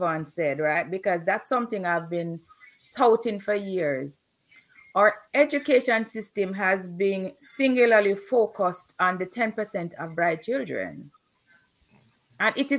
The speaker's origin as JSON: {"language": "English", "region": "Kingston", "country": "Jamaica", "tie": "born or raised there", "said": "when I was growing up in Waterhouse."}